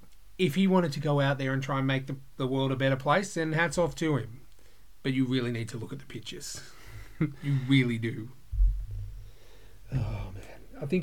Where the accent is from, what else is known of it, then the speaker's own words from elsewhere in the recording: Blacktown, New South Wales, Australia; I grew up in the mean streets of Blacktown.